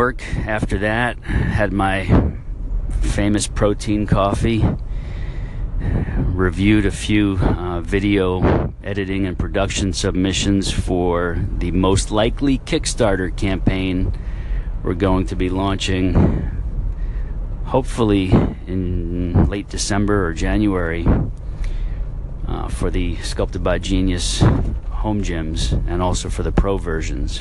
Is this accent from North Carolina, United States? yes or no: no; Westchester, New York, United States; moved away as an adult; also born or lived in Brooklyn, New York / Buffalo, New York; now in northeastern Florida, United States; born in Brooklyn and raised in Westchester, went to college in Buffalo, New York